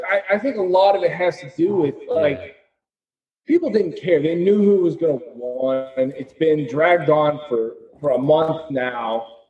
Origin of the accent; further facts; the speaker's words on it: Knoxville, Tennessee, United States; now in Milford, United States; I'm from Knoxville, Tennessee. Currently live in Milford, Connecticut.